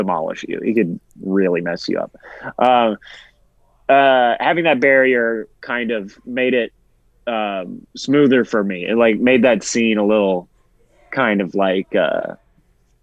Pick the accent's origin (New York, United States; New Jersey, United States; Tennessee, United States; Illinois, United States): Tennessee, United States; Well, I am a Southerner. I'm from Tennessee